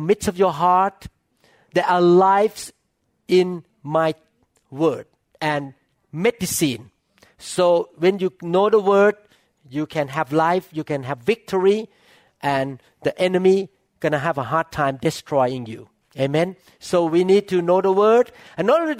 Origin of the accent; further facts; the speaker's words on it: Thailand; English is a second language; moved away as an adult; now in United States; I still look like Chinese Thai